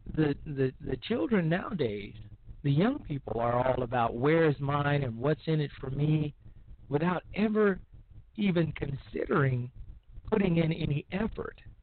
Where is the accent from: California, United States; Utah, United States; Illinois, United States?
Illinois, United States; Chicago; my hometown of Chicago, because frankly, where's mine and what's in it for me is our motto in in Chicago